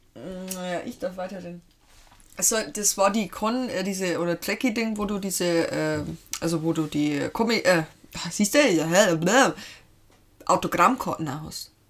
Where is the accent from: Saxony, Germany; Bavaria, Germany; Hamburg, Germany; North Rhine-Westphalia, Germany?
Bavaria, Germany; Lower; komme ich ursprünglich aus Hatzenberg, Niederbayern